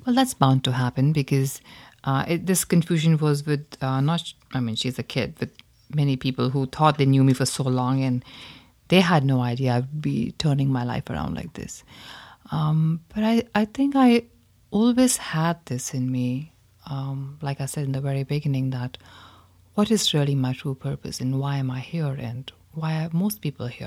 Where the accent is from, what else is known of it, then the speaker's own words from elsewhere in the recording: India; growing up in India